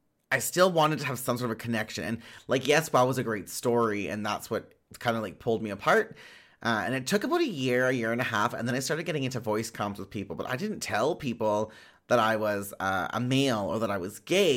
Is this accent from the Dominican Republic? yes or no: no; Winnipeg, Manitoba, Canada; I'm from Winnipeg, Manitoba.